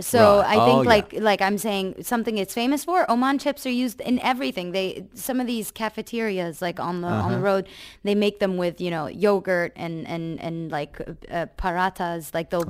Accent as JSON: {"language": "English", "region": "Dubai", "country": "United Arab Emirates", "tie": "born or raised there", "also_born_or_lived": "Cairo, Egypt", "said": "I'm technically from Cairo, but I came here when I was 3 weeks old. So Dubai is technically my city."}